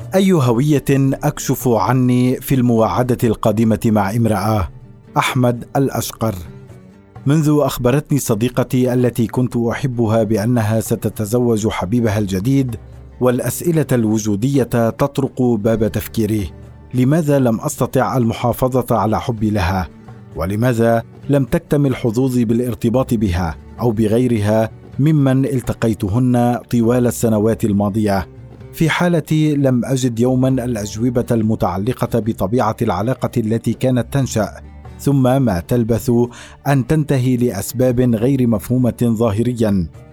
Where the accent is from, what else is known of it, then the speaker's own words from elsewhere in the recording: Syria; accent: Syrian; moved away; أنني لبناني ولدت في سوريا لتبرير لهجتي السورية